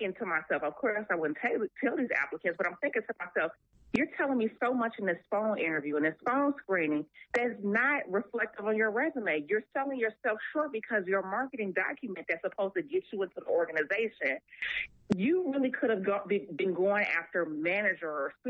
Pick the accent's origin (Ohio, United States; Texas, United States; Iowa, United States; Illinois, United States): Illinois, United States; Chicago; My family, I'm born and raised in Chicago.